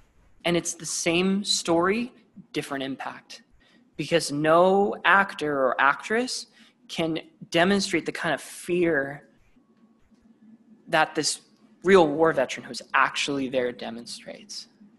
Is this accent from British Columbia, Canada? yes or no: yes; Vancouver, British Columbia, Canada; I'm from Vancouver, which is part of the Pacific Northwest, all along the coast.